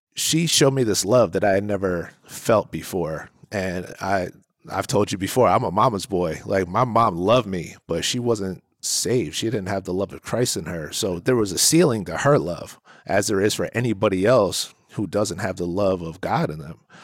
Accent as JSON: {"language": "English", "region": "New Jersey", "country": "United States", "said": "I'm from New Jersey"}